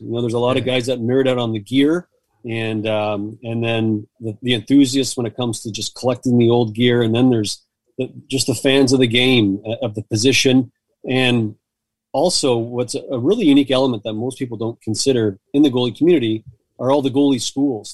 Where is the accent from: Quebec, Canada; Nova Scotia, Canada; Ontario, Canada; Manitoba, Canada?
Ontario, Canada; Hamilton; moved away as an adult; now in Ottawa, Canada; growing up in Hamilton, Southern Ontario